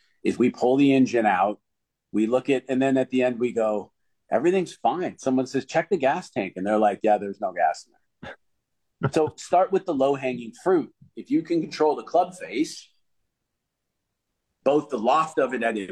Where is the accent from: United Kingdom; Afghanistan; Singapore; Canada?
Canada; I am from the Canadian education system